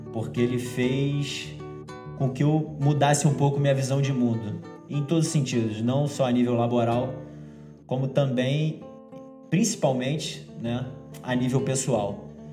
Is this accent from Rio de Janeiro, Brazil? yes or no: yes; Rio de Janeiro, Brazil; Eu sou carioca brasileiro, né? Mas nascido no Rio de Janeiro, carioca da Gema